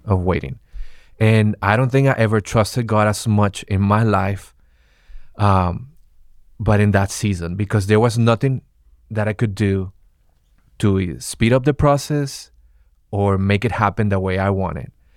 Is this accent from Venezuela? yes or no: yes; Venezuela; English is a second language; now in United States; I'm originally from Venezuela, and coming to the United States